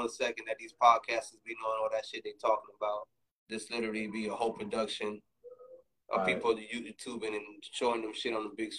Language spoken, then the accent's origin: English; New York, United States; I'm a New Yorker heavy